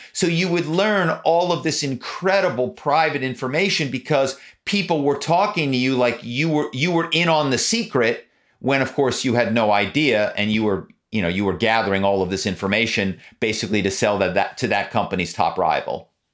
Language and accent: English; Philadelphia, Pennsylvania, United States; now in Malibu, United States; my hometown is Philadelphia. Growing up in Philadelphia